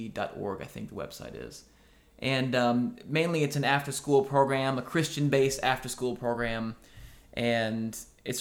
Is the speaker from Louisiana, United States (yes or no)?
no; Oskaloosa, Iowa, United States; moved away as an adult; now in Nashville, United States; That was in Iowa. Yeah, Oskaloosa, Iowa. My family actually still lives there. I went to middle school and high school there